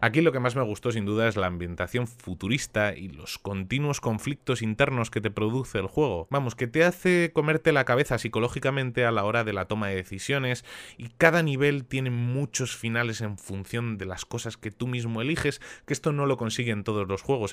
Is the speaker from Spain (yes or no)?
yes; Spain; en mi país